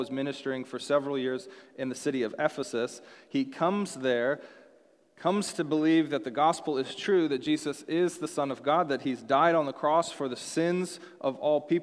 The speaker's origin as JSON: {"language": "English", "town": "Seattle", "region": "Washington", "country": "United States", "also_born_or_lived": "Texas", "moved": "yes", "said": "I was from Seattle"}